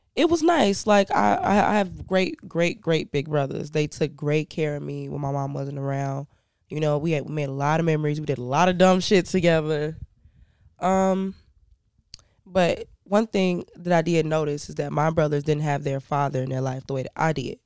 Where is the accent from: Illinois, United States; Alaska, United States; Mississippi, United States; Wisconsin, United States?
Illinois, United States; Chicago; also born or lived in Canada / Indiana / Ghana; I grew up in Chicago